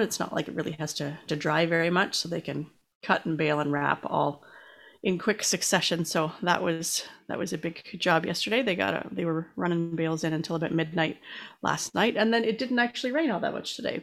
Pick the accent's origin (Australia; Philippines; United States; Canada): Canada; as a Canadian